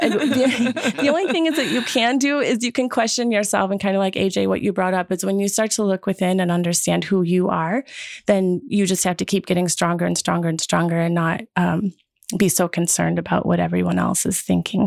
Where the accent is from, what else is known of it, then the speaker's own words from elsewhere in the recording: Wisconsin, United States; I grew up in Wisconsin